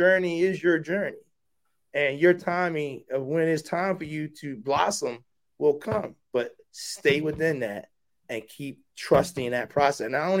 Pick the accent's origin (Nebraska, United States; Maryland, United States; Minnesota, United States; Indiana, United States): Maryland, United States; Baltimore; I'm a kid from West Baltimore